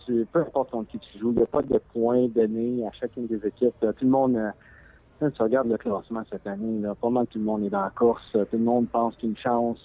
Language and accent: French; Montreal, Quebec, Canada; moved away; je suis de Montréal